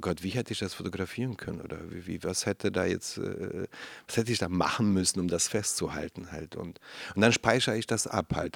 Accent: Berlin, Germany; ich bin Neukölln aufgewachsen

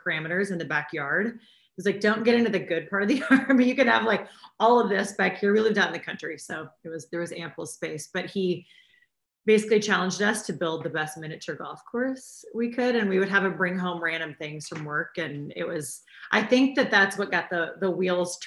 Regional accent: Missouri, United States; also born or lived in Los Angeles; now in New York City, United States; in Missouri, in my hometown

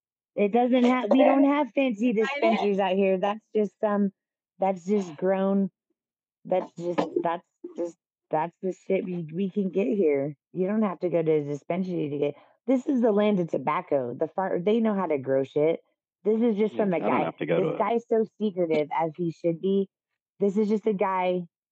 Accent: California, United States; I grew up in California, oh, sure.

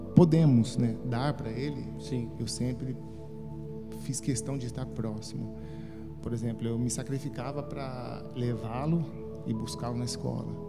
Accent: Guarulhos, São Paulo, Brazil; Eu sou natural de São Paulo, Amém. uma família de oito irmãos. Né? Crescemos num bairro bem simples, Sim. de Guarulhos

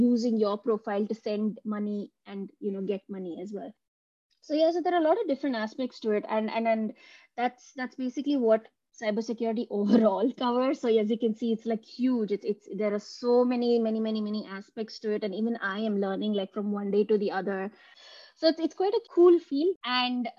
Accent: India; now in Munich, Germany; I come from India and now I live in Munich in Germany.

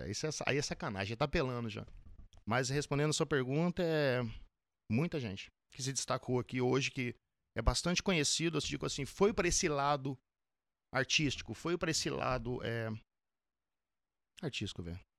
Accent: Vila Velha, Espírito Santo, Brazil; Eu sou de Vila Velha, Espírito Santo.

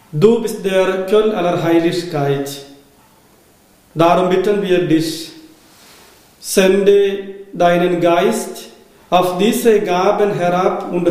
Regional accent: Kerala, India; German is a second language; now in Germany; Ich komme aus äh, Indien, aus Kerala.

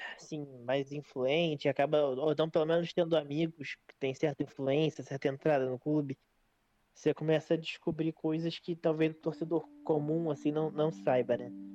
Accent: Brazil; eu sou da Brasil

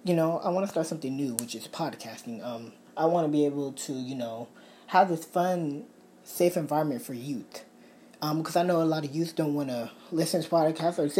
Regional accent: Bay Area, California, United States; I'm from California, Bay Area

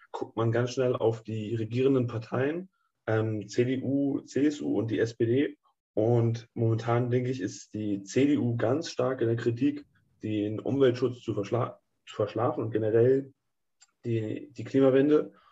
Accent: Northern Germany, Germany; Also ich denke, wir kommen ja alle aus Norddeutschland. Da wir kennen die ganzen Windräder

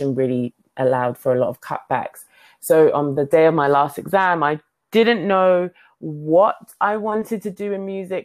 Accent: London, United Kingdom; moved away as an adult; also born or lived in New York; now in Silicon Valley, United States; I grew, born, raised in London

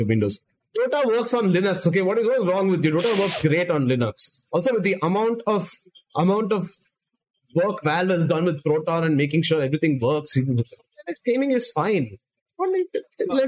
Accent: India; we're all Indian.

